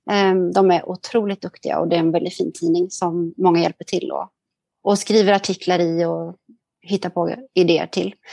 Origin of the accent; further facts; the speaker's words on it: Sweden; now in Singapore; tidsskillnad gör att det blir är lite svårt att hålla kontakten och allt sånt med, med människor hemma i Sverige.